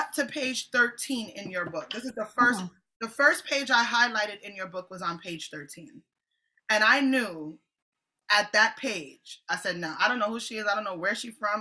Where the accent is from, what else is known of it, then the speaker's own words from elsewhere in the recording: Jamaica; I'm a Jamaican apostolic